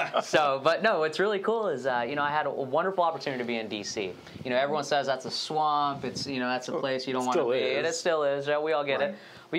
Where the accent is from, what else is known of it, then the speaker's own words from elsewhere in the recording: Lakeland, Florida, United States; also born or lived in India; I'm from Lakeland, Florida, 863 area